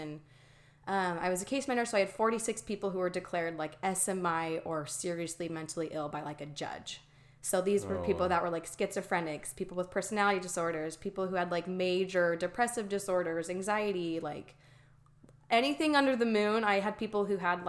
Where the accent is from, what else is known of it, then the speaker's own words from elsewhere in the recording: Mesa, Arizona, United States; I grew up in Mesa, Arizona, born and raised in the same house